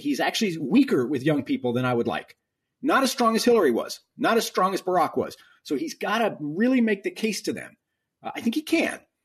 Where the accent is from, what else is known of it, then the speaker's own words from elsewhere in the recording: Texas, United States; I'm from a big state, I'm from Texas.